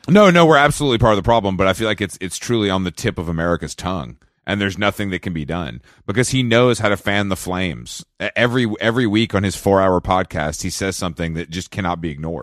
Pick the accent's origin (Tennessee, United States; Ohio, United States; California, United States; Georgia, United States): Georgia, United States; now in Los Angeles, United States; I'm from Georgia